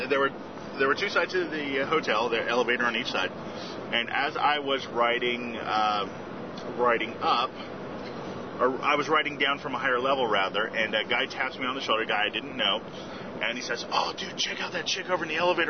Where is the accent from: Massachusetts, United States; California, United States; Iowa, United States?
Massachusetts, United States; accent: Boston; I know my accent's more Boston than New York, but I can't really do a New York one.